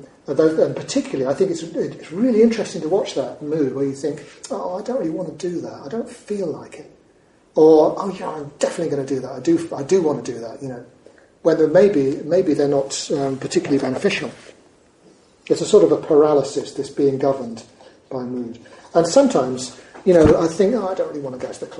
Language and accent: English; United Kingdom; we're notoriously British people travelling to Spain or living in Spain